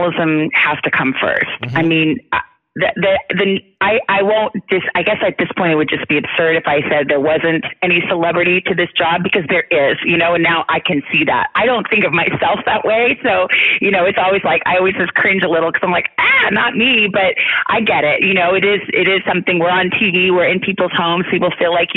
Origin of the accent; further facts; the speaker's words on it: Tucson, Arizona, United States; I grew up in Tucson, Arizona